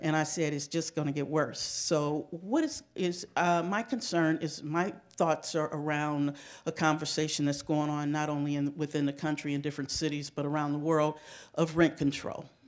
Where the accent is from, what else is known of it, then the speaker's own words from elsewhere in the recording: Shaker Heights, Ohio, United States; also born or lived in Cleveland, Ohio; I'm a resident of Shaker Heights. I grew up in Shaker